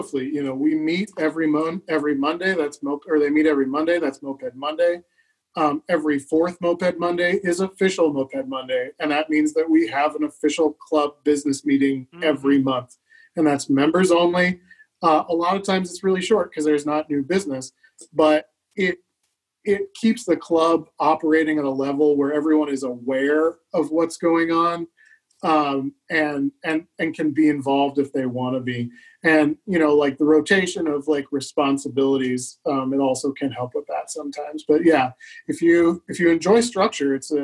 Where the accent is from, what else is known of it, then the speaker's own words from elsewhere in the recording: the Midwest, Kansas, United States; moved away as an adult; also born or lived in Elkhart, Indiana / Seattle, Washington; now in Minneapolis, United States; I grew up in the Midwest and I lived in Seattle and I had a fantastic time in Seattle, but I kind of missed, I missed, you know, the Midwest. I missed where I grew up